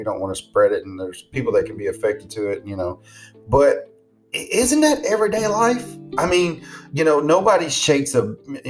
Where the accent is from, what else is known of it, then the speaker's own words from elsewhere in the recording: the South, United States; I'm from the South.